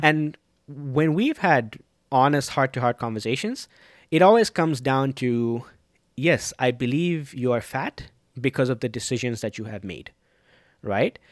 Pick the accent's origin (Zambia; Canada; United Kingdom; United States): Zambia; growing up in Zambia